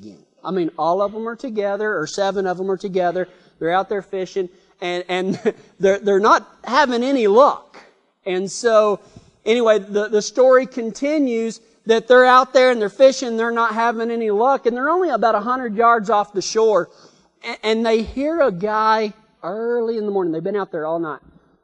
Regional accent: Texas, United States; accent: Texas; My Texas accent comes out whenever I start telling stories like this

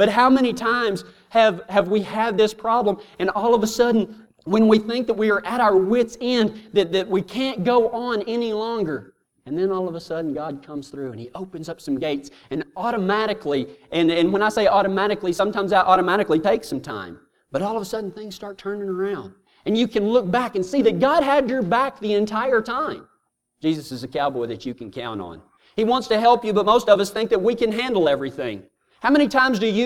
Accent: Texas, United States; I'm from Texas

